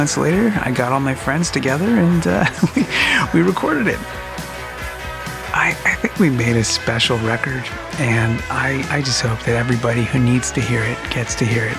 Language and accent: English; Montreal, Quebec, Canada; We're from Montreal, Quebec.